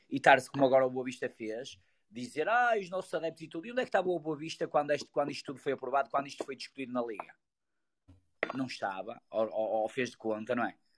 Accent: Portugal; Vivemos neste país e somos portugueses

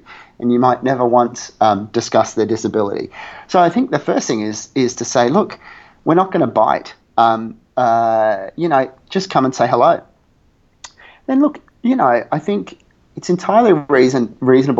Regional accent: Australia; I'm Australian, and we refer to our mother as mum with a U

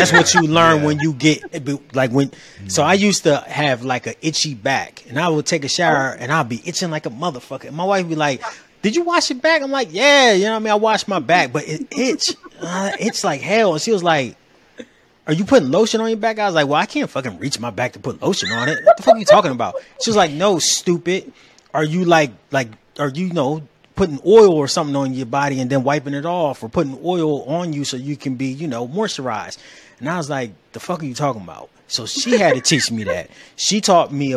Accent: Delaware, United States; also born or lived in Cleveland, Ohio; now in Atlanta, United States; where I grew up, so I'm originally from Delaware

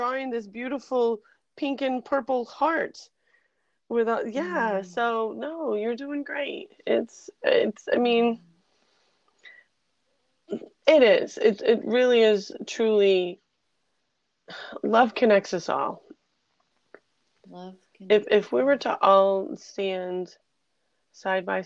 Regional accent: Finger Lakes region, upstate New York, United States; I'm from upstate New York, I was born in the Finger Lakes region, and on a little farm

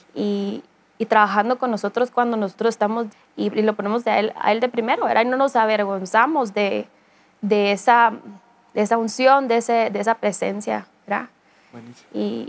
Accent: Guatemala; nunca había extrañado tanto mi tierra y, anhelado tanto regresar con mi familia y mi, país

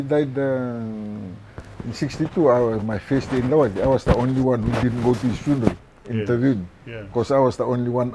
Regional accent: Fiji; also born or lived in Taveuni / Ovalau; we're from Geleni

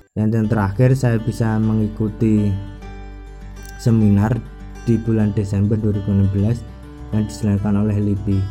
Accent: Pati, Central Java, Indonesia; kampung halaman saya, yaitu wilayah Kabupaten Pati

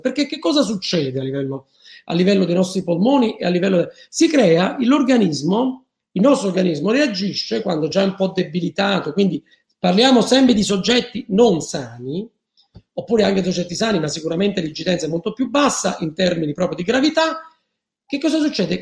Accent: Naples, Campania, Italy; io sono partenopeo

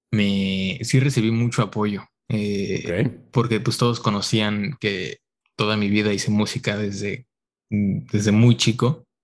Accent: Mexico; moved away as an adult; now in San Francisco, United States; soy mexicano, pero me vine a estudiar acá al extranjero por cinco años.

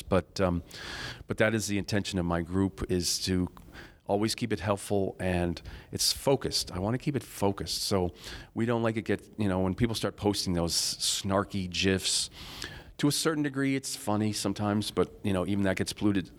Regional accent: Rochester, New York, United States; I'm from Rochester, New York

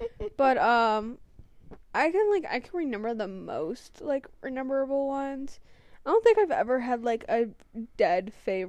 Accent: Columbus, United States; moved away; I grew up in Columbus.

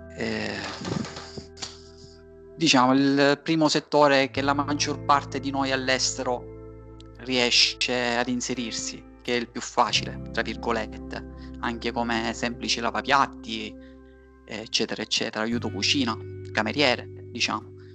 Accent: Catania, Sicily, Italy; moved away as an adult; now in Berlin, Germany; vengo da Catania, attualmente mi trovo a Berlino da sette anni all'incirca

